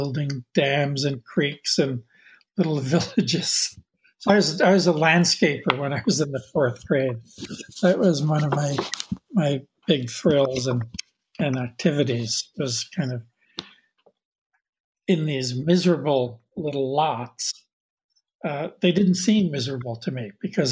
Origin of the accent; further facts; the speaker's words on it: Jersey City, New Jersey, United States; moved away; where and when I grew up in Jersey City, in New Jersey, and where I live now.